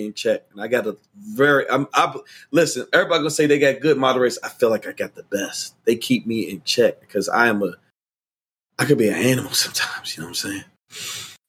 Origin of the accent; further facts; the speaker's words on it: Washington, District of Columbia, United States; I grew up in, born, raised, and still reside in Washington, D.C.